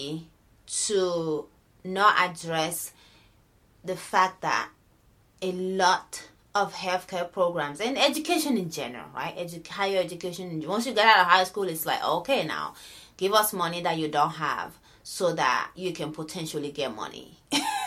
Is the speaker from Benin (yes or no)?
yes; Benin; moved away; born and raised in Benin